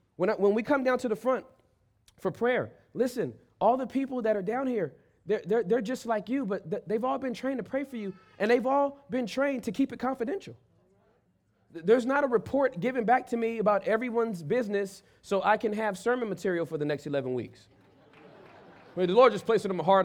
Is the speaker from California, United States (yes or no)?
yes; Inglewood, California, United States; I was born and raised in Inglewood, in, in, in the hood. And then we moved out of the hood to the suburbs.